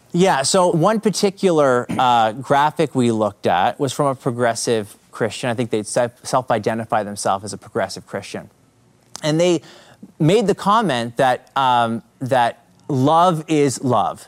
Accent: Canada; accent: Canadian; I'm from Canada. So you might pick up the Canadian accent

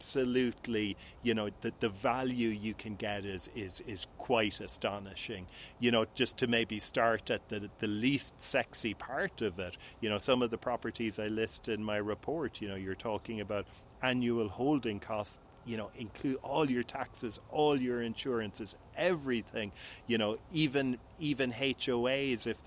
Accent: Cork, Munster, Ireland; moved away as an adult; also born or lived in Lisbon, Portugal / Cabo San Lucas, Mexico; I'm on my summer vacations in my hometown of Cork, Ireland.

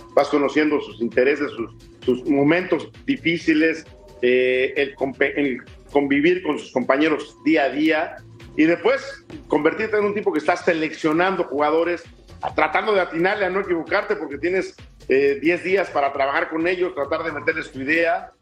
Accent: Mexico; porque soy mexicano

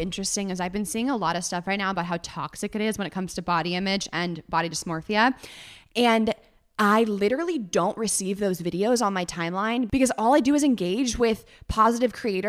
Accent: Northern California, United States; now in Los Angeles, United States; Northern California.

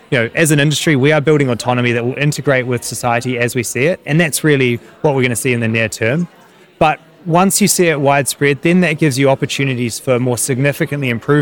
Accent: New Zealand; now in London, United Kingdom; I'm growing up in New Zealand

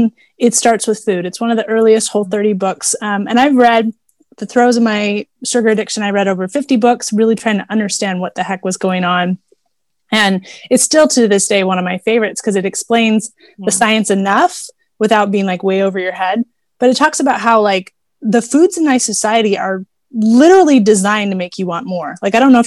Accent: Houston, Texas, United States; I grew up driving in Houston, Texas

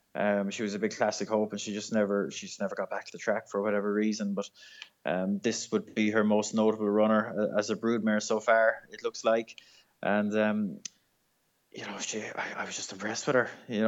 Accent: Ireland; We're just nice people in Ireland.

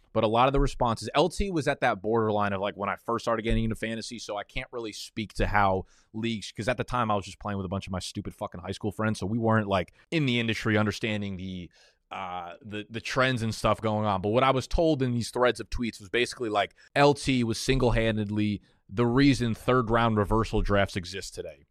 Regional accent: New York City, New York, United States; also born or lived in Manhattan; I was born in Brooklyn, New York. I live in Manhattan right now.

